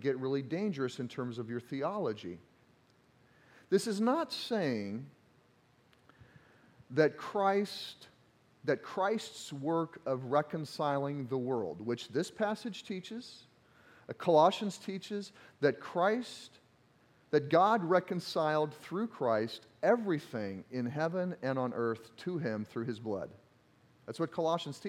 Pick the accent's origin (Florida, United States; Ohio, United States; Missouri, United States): Missouri, United States; accent: Southern grammar; now in Iowa, United States; I'm from Missouri, and all my Missouri family came up, and there were some jokes about our Southern grammar that occasionally comes out in my sermons